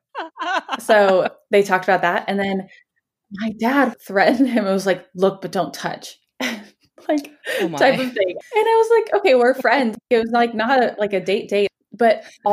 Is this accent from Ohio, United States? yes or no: no; Texas, United States; when I was a freshman in high school, in Texas